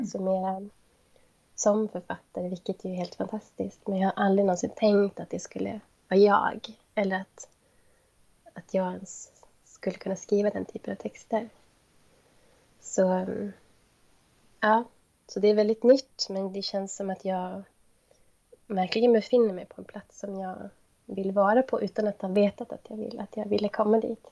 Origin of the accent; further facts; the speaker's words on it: Kiruna, Norrbotten County, Sweden; moved away as an adult; now in Jokkmokk, Sweden; jag är uppvuxen i Kiruna.